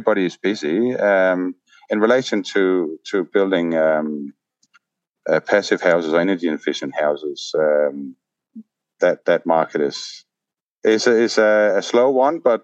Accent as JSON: {"language": "English", "country": "Denmark", "also_born_or_lived": "England", "moved": "as an adult", "lives_now": "Taupō, New Zealand", "said": "Originally, we are from Denmark"}